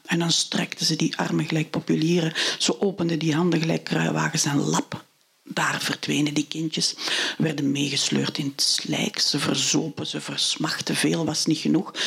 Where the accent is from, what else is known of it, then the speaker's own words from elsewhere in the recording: Niel, Flanders, Belgium; also born or lived in Kalmthout, Belgium; Ik ben opgegroeid in Niel bij de Ruppel